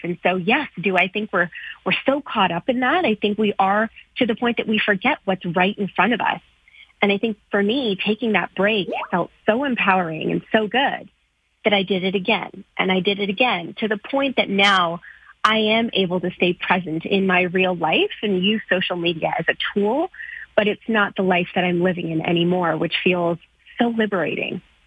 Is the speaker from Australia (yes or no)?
no; Canada; as a South Asian girl growing up in Canada